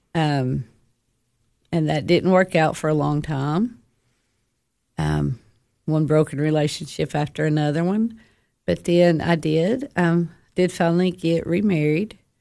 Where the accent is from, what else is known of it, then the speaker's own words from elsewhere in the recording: United States; I grew up in DeKalb County